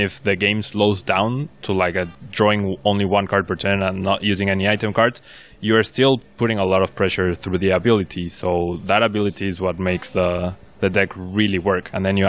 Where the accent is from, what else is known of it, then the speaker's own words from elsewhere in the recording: Mexico; I'm from Mexico